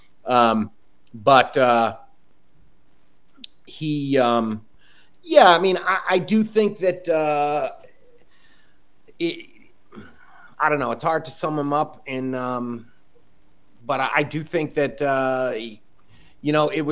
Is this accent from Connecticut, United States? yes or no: yes; Connecticut, United States; Camden, Connecticut.